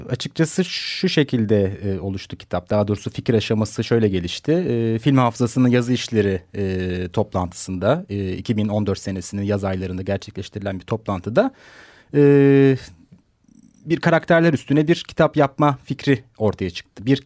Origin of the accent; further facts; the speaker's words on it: Ankara, Turkey; moved away as an adult; now in Istanbul, Turkey; 1980 Ankara doğumluyum. Ee, İstanbul'da yaşıyorum şu anda ee, yaklaşık bir 10 senedir.